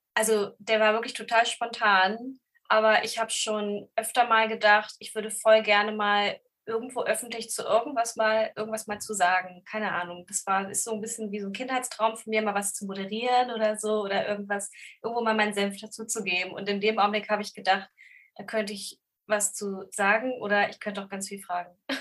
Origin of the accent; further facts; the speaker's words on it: Braunschweig, Lower Saxony, Germany; moved away as an adult; also born or lived in Hannover / Göttingen; now in Hamburg, Germany; also ich komme aus Braunschweig